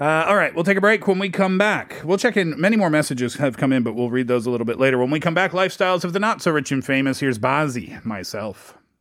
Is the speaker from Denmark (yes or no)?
no; Canada; I'm also Canadian